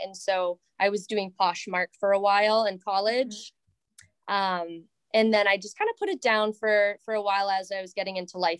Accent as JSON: {"language": "English", "region": "Southern Maine", "country": "United States", "said": "I am from the Southern Maine area and went to UMaine"}